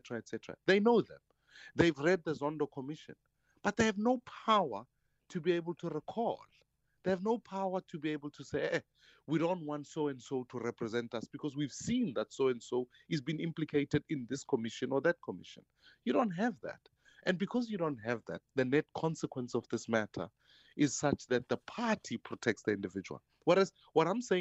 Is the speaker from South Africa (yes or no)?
yes; Soweto, Gauteng, South Africa; when I grew up in Dobsonville